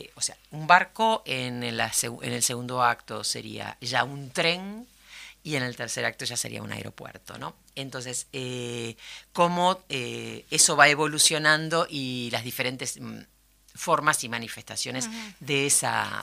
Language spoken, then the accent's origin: Spanish; Uruguay; como uruguaya